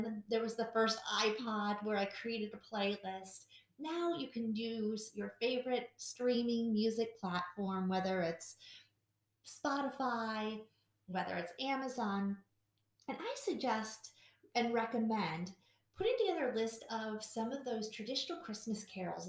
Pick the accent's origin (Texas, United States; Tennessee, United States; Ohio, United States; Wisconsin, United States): Wisconsin, United States; Milwaukee; I grew up in Milwaukee